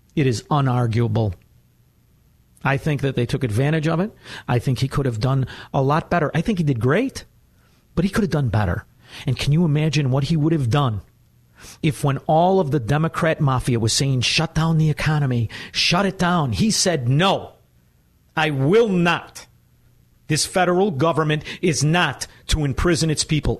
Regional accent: Chicago, Illinois, United States; I'm from Chicago

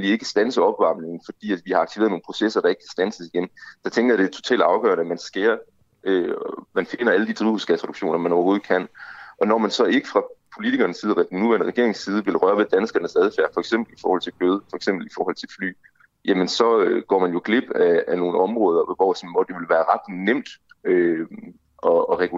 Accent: Denmark; så er vores klimaaftryk som danskere, det er meget, meget, meget, meget højt

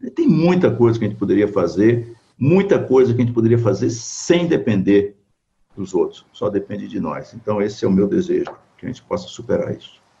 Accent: Brazil

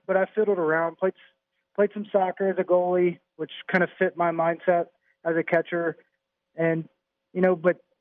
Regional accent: Tennessee, United States; now in Pittsburgh, United States; growing up in Tennessee

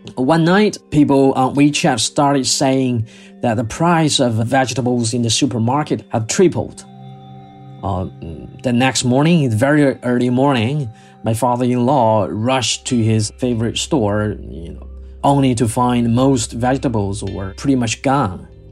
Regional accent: Wuhan, Hubei, China; now in Beijing, China; go back to Wuhan, my hometown

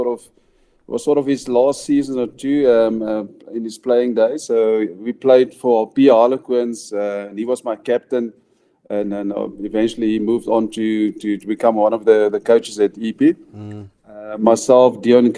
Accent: Karoo, South Africa; moved away; also born or lived in Port Elizabeth; I grew up in the Karoo. I'm a Goldsberg boyke, so we love our Karoo.

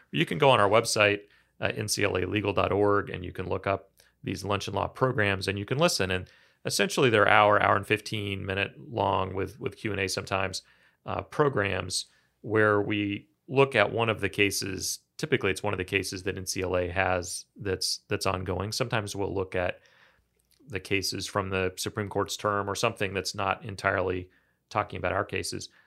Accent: Kansas, United States; I grew up in Kansas

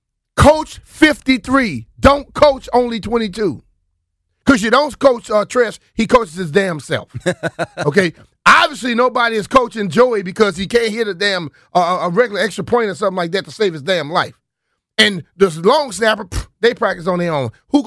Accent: Louisiana, United States; To hell with that. I grew up in Louisiana, damn it, and I ran my ass off.

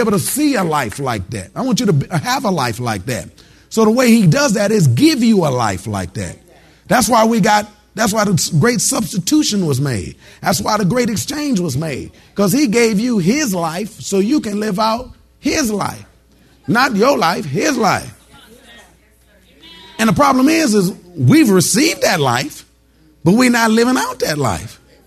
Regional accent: Detroit, Michigan, United States; moved away; I'm originally from Detroit, Detroit, Michigan

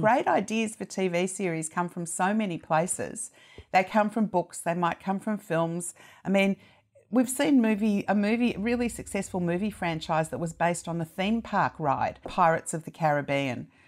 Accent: Australia; as an Australian

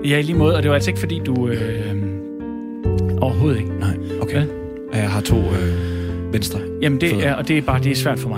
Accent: Gnu, Central Denmark Region, Denmark; jeg er 22 år, og jeg kommer fra Gnu

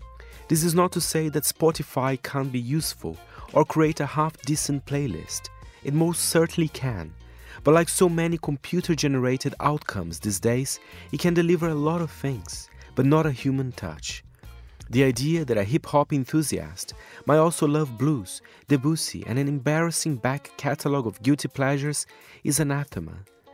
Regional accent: São Paulo, Brazil; 89.7 Nova Brasil FM in São Paulo, my hometown, is the go-to for homegrown grooves from … to ….

